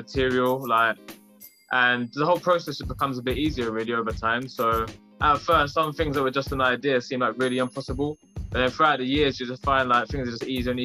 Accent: Bedford, East of England, United Kingdom; I'm a rapper from Bedford in the UK

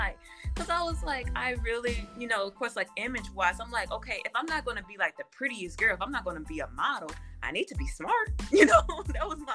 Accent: Gary, Indiana, United States; moved away as an adult; now in Indianapolis, United States; growing up in Gary, you know, I was predominantly Black.

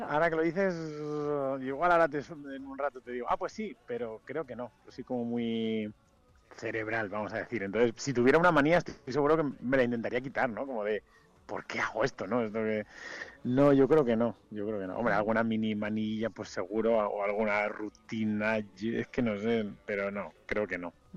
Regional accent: Madrid, Community of Madrid, Spain; also born or lived in Vitoria / Valladolid; now in Mallorca, Spain; crecí en Madrid

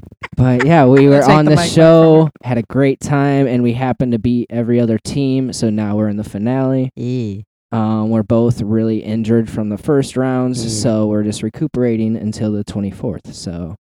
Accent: Chicago, Illinois, United States; I'm from the Chicago area.

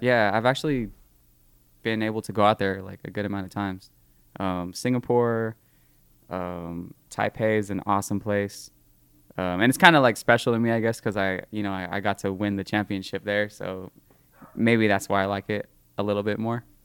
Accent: Livermore, California, United States; I'm from Livermore

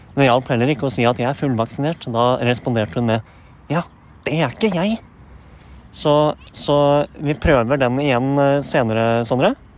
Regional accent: Horten, Vestfold, Norway; now in Åsgårdstrand, Norway; jeg er jo fra født og oppvokst i Horten

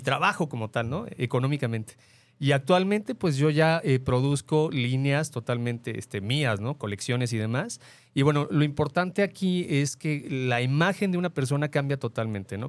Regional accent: Mexico City, Mexico; now in Guadalajara, Mexico; nosotros somos de la Ciudad de México y cuando llegué aquí a Guadalajara, llegamos aquí a vivir

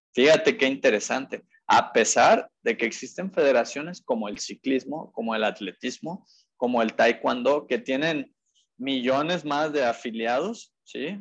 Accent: Mexico; como mexicanos

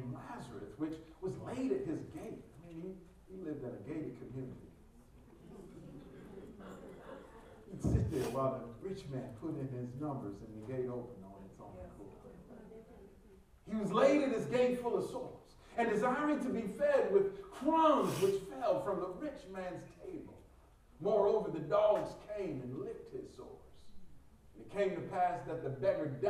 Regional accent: Detroit, Michigan, United States; I'm from the North, Detroit

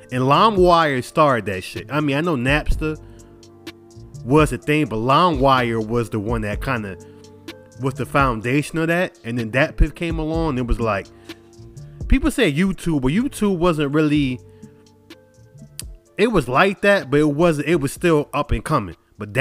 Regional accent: New York, United States; I'm from New York and I'm supposed to stick with everything New York

